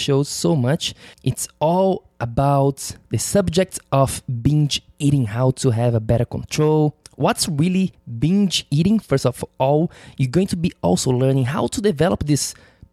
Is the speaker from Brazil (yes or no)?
yes; Florianópolis, Santa Catarina, Brazil; moved away; my hometown in Florianópolis, in the south of Brazil